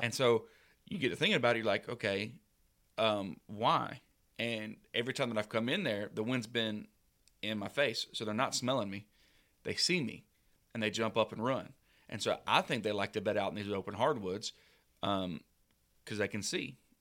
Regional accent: Southeast, United States; growing up in the Southeast

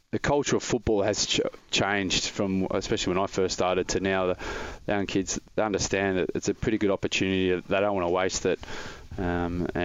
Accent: Melbourne, Victoria, Australia; I grew up in Melbourne

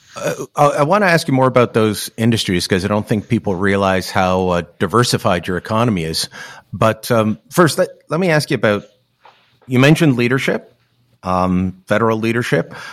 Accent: Hamilton, Ontario, Canada; I grew up in Hamilton, um, uh, very much an industrial town

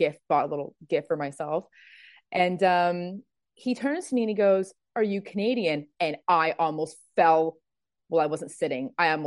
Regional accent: Birkenhead, North West England, United Kingdom; two people who loved each other very much created me in a place called Birkenhead. Love that for me. So I was born in Arrow Park and grew up being a Blue, basically.

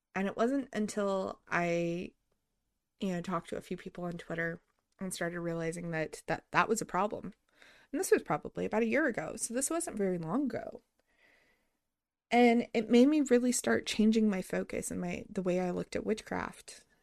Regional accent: New Mexico, United States; I grew up in New Mexico.

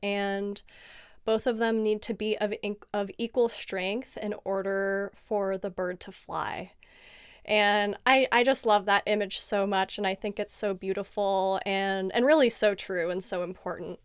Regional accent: San Diego, California, United States; I was born and raised in sunny San Diego, California

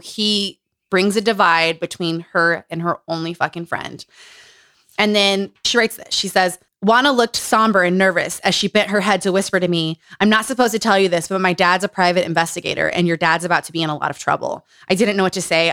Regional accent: Utah, United States; Growing up in Utah

